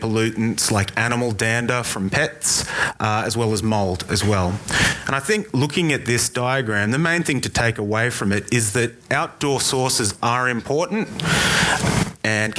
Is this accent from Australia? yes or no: yes; Sydney, New South Wales, Australia; moved away as an adult; now in Brisbane, Australia; I'm actually born and raised in Sydney